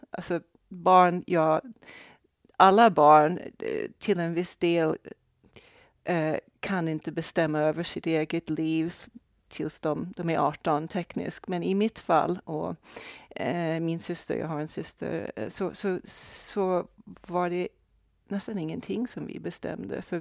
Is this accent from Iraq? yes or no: no; Brazil; born there; jag är alltså född i Brasilien.